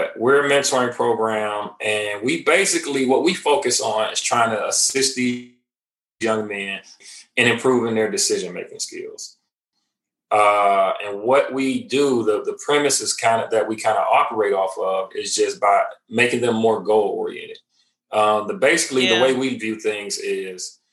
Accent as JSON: {"language": "English", "town": "Cleveland", "region": "Ohio", "country": "United States", "also_born_or_lived": "Nashville area, Tennessee", "moved": "yes", "lives_now": "Nashville, United States", "said": "I'm originally from Cleveland, Ohio. I currently reside in Middle Tennessee, which is the Nashville area"}